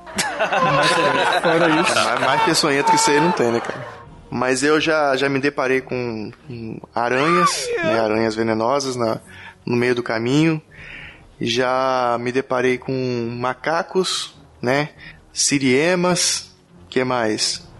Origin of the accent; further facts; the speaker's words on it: Espírito Santo, Brazil; nós dois somos capixaba